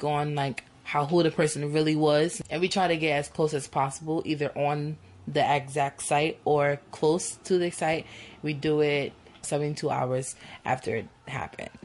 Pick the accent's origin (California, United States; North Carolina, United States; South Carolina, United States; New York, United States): New York, United States; New York City; my whole life I've been in Bed-Stuy